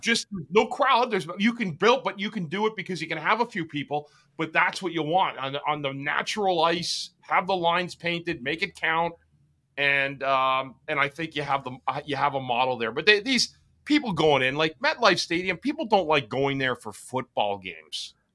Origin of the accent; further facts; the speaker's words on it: Ottawa, Ontario, Canada; I grew up in Ottawa, the canal, the lakes were frozen